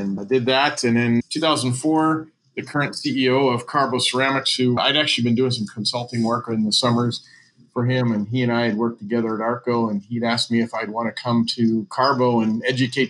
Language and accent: English; St. Louis, Missouri, United States; moved away as an adult; also born or lived in Alaska; now in Dallas, United States; I grew up in St. Louis